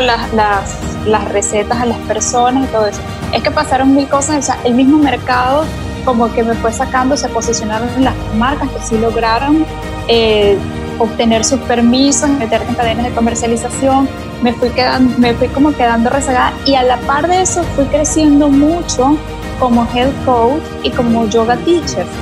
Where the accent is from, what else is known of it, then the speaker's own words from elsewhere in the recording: Venezuela; moved away as an adult; now in Panama; soy venezolana de nacimiento, soy panameña de corazón hace cinco años ya que estoy acá